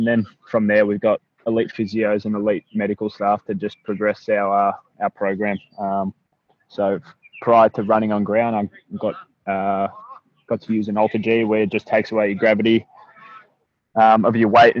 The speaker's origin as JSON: {"language": "English", "town": "Keilor", "region": "Victoria", "country": "Australia", "tie": "born or raised there", "said": "I grew up in Keilor, have two older brothers, much older brothers actually."}